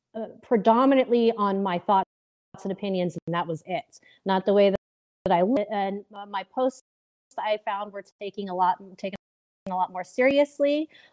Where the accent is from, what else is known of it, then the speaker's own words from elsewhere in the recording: Bay Area, California, United States; I grew up in the Bay Area, um, I lived there till I was around eleven